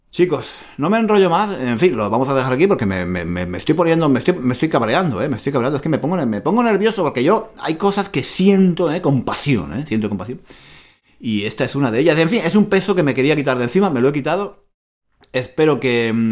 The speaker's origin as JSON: {"language": "Spanish", "country": "Spain", "said": "soy, muy español, muy latino, eh, tengo la sangre muy caliente"}